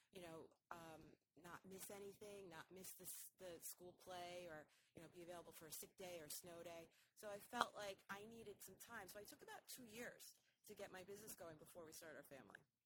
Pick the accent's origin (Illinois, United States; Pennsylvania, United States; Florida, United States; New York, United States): New York, United States; just north of New York City, United States; moved away as an adult; also born or lived in Manhattan, New York; now in Boston, United States; I grew up in New York, um, just north of New York City, and I went to college in New York as well